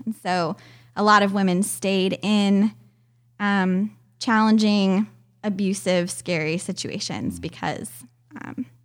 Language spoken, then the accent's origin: English; Richmond, Virginia, United States; also born or lived in Fort Myers, Florida; most of my what I consider my childhood home is um, Richmond, Virginia. Outside of Richmond, Virginia.